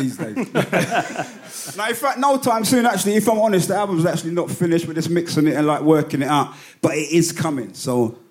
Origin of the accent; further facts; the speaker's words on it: London, United Kingdom; We're UK, we love this hip hop thing, but we're not American. I'm from Battersea